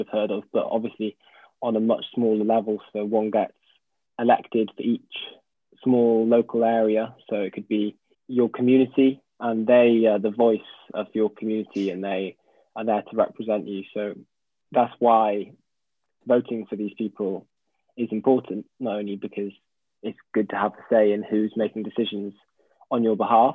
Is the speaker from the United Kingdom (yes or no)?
yes; Pembrokeshire, West Wales, United Kingdom; moved away as an adult; now in Cardiff, United Kingdom; I'm from Pembrokeshire in West Wales